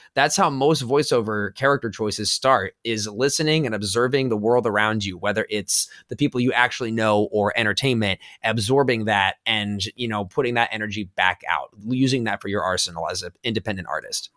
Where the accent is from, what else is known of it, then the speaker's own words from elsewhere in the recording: Los Angeles, California, United States; I'm originally from Los Angeles, so growing up around the entertainment industry